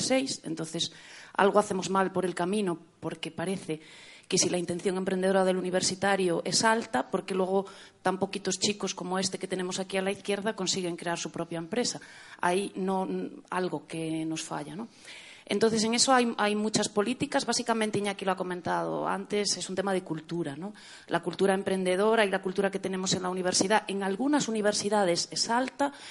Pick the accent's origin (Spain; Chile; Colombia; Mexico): Spain; Galicia; accent: Galician; la gallega, como se puede eh, deducir de mi acento